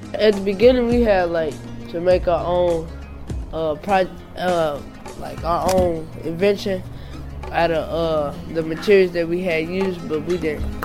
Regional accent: Atlanta, Georgia, United States; now in St. Louis, United States; I'm born from Atlanta, originally Atlanta, Georgia

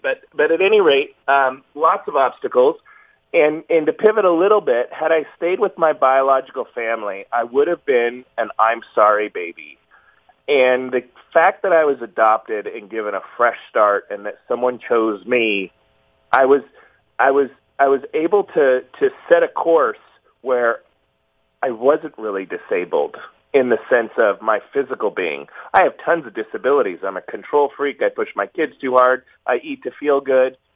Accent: Fullerton, California, United States; I was born in Southern California in a small town called Fullerton

